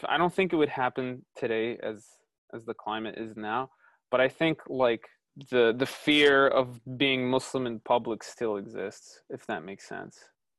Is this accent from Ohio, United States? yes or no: yes; Cleveland, Ohio, United States; born there; I was born in Cleveland. I've lived in the United States 99.9% of my life. I do consider myself American, but it feels like I still don't belong.